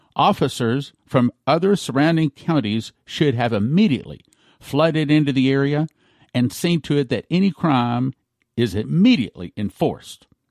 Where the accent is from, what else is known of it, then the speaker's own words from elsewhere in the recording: Texas, United States; as a Texan